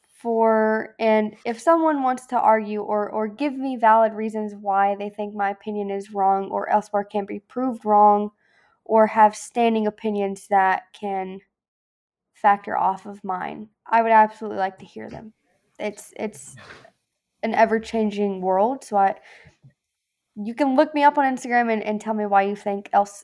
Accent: the South, United States; I'm from the South, where everyone has sex with their cousin. Of course, I have the weirdest accent.

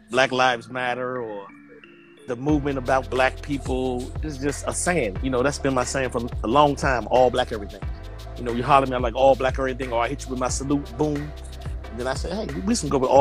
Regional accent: Washington, District of Columbia, United States; I'm from Washington, D.C.

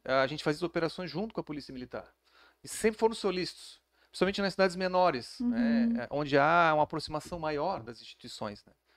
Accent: Florianópolis, Santa Catarina, Brazil; eu sou de Florianópolis, é, nascido e criado lá

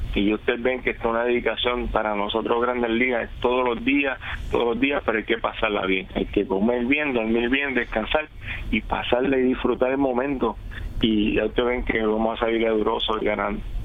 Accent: Guayama, Puerto Rico; mi pueblo de Guayama

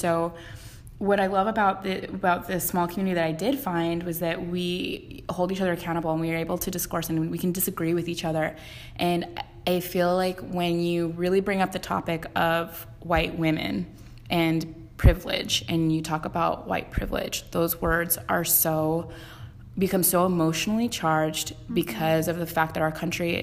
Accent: Westlake Village, California, United States; I was raised in Westlake Village and like went to Cabo every summer

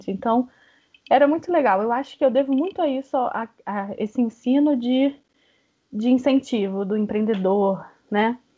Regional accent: Brazil; Porque a gente é brasileira. Então eu falo … porque eu sou brasileira.

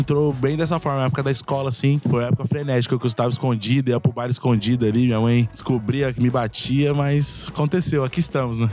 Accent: São Paulo, Brazil; Jardim Rosana, próximo a Campo Redondo, minha quebrada, é onde eu fui criado

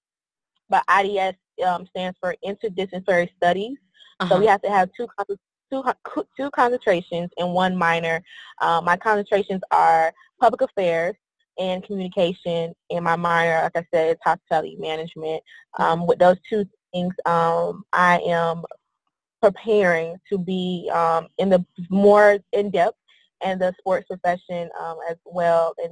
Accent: Miami, Florida, United States; also born or lived in Tallahassee, Florida / Pensacola, Florida; now in Orlando, United States; I'm originally from Miami, Florida, born and raised there. Throughout my life, there was a lot of moving back and forth, you know, from Orlando to Miami

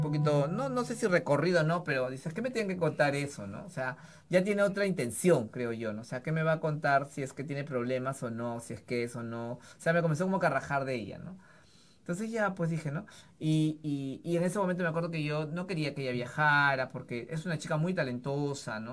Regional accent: Lima, Peru; yo crecí en Breña

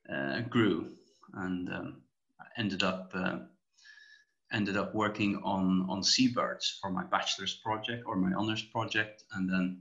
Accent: Tórshavn, Faroe Islands; moved away as an adult; also born or lived in Aberdeen, Scotland / Glasgow, Scotland; So I was born and raised in the Faroes, in the capital, Tórshavn.

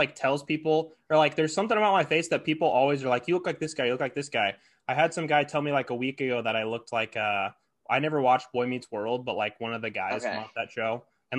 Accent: Hastings, United States; Like I call my hometown Hastings a small town, but it's like 25,000 people.

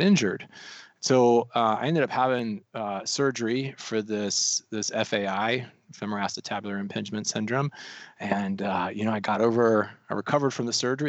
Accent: Colorado, United States; also born or lived in North Carolina; now in Missoula, United States; I'm actually originally from the mountains. I'm from Colorado

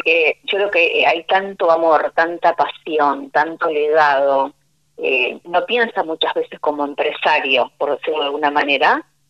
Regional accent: Argentina; como, como argentinos

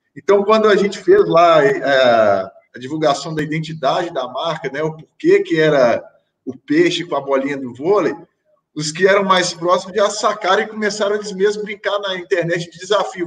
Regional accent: Brazil; moved away as an adult; é muito importante eu manter laços com o meu país de origem, né? É, é onde eu sou enraizado, eu tenho total interesse de voltar a atuar no Brasil como treinador.

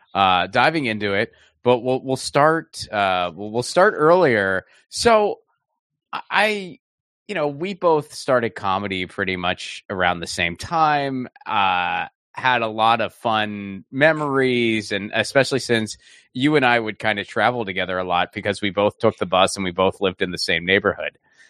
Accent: Pittsburgh, Pennsylvania, United States; moved away as an adult; also born or lived in Seattle; I grew up in Pittsburgh, so we had that part of the country in common, too.

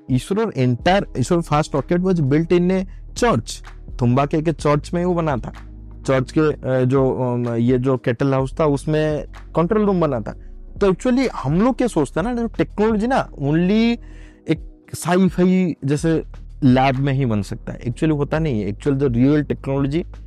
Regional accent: Odisha, India; मैं उड़ीसा से हूँ जस्ट बिकॉज कि मैं तो उड़ीसा से हूँ

